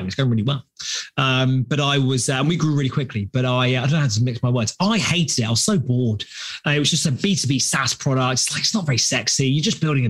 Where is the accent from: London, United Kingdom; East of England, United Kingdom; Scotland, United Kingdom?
London, United Kingdom; As you can tell by my sexy accent, I'm from London, England.